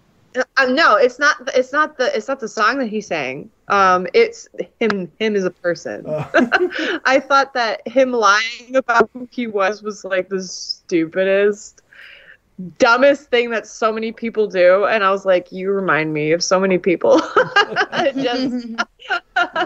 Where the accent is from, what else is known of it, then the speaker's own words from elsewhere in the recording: United States; I'm American